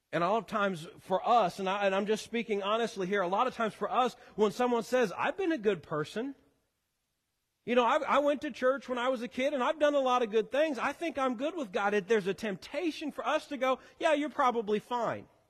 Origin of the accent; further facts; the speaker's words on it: Missouri, United States; moved away; I am a Missouri boy born and raised, as is my wife